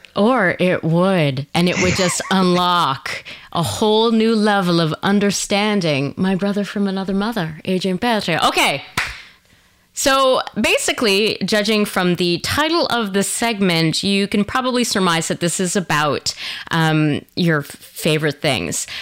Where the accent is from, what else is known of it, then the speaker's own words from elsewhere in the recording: Canada; also born or lived in Quebec / Ontario; now in Vancouver, Canada; in Quebec and in Ontario